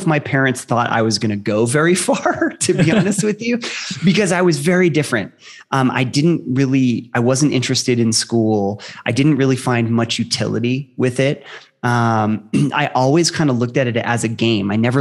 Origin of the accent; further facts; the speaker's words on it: Ohio, United States; I grew up in Ohio